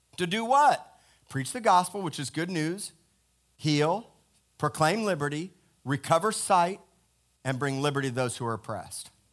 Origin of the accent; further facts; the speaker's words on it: Miami, Florida, United States; I am born and raised in America, Miami, Florida, Cedars of Lebanon Hospital